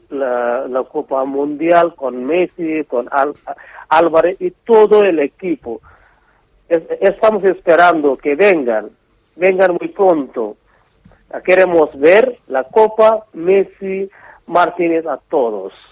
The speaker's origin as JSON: {"language": "Spanish", "country": "Bangladesh", "tie": "born or raised there", "second_language": "Spanish"}